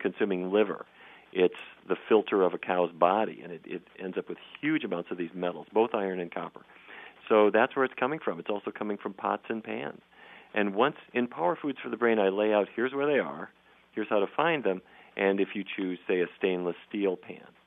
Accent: Fargo, North Dakota, United States; I grew up in Fargo, North Dakota

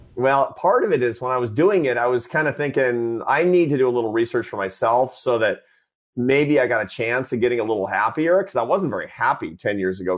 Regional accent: Seattle, Washington, United States; born or raised there

